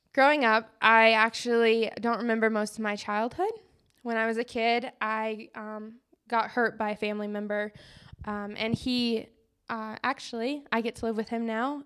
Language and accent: English; Colorado, United States; growing up around Colorado